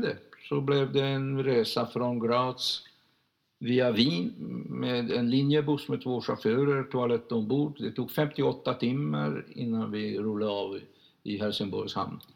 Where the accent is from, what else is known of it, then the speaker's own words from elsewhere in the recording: Budapest, Hungary; Swedish is a second language; moved away as an adult; also born or lived in Lund; now in Sweden; Jag agerar inte som en ungrare, jag agerar som en svensk